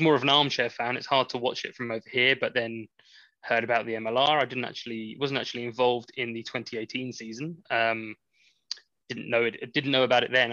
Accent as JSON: {"language": "English", "region": "England", "country": "United Kingdom", "said": "I am I am English."}